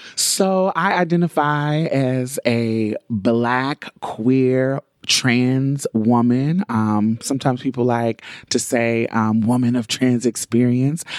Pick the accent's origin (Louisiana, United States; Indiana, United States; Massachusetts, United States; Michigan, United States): Indiana, United States; Indianapolis; now in Houston, United States; we grew up in Indianapolis, and when I moved to Houston, she moved with me